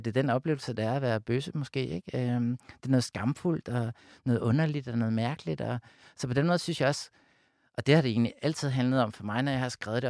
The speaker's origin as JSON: {"language": "Danish", "area": "Amager", "region": "Capital Region of Denmark", "country": "Denmark", "tie": "born or raised there", "said": "Jeg voksede op ude på Amager"}